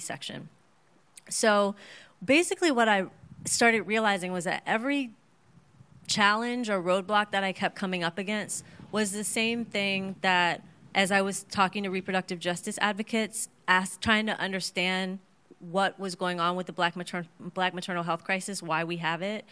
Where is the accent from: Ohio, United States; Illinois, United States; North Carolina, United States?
Ohio, United States; Cincinnati; moved away as an adult; also born or lived in Oakland; I'm from Cincinnati, Ohio, and that's where I live now.